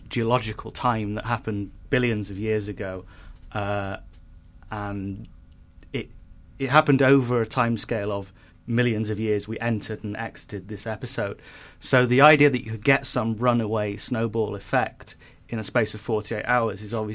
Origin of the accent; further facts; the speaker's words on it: United Kingdom; I'm a northerner.